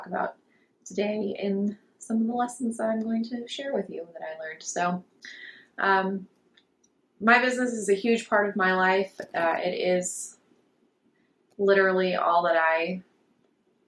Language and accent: English; Florida, United States; I grew up in Florida, so Disney World